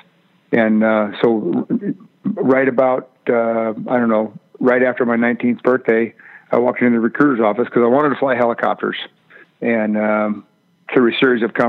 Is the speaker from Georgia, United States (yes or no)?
no; Salem, Oregon, United States; also born or lived in Minnesota; I grew up in Oregon. I'm a Pacific Northwest guy. Grew up in Salem